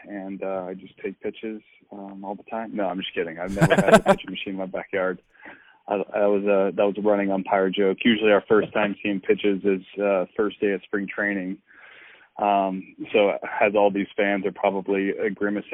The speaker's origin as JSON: {"language": "English", "area": "just outside Atlanta", "region": "Georgia", "country": "United States", "tie": "born or raised there", "said": "I grew up in Georgia, just outside Atlanta"}